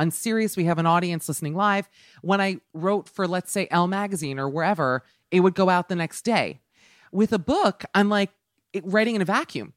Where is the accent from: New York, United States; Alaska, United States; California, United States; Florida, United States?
Florida, United States; Miami; I'm from Miami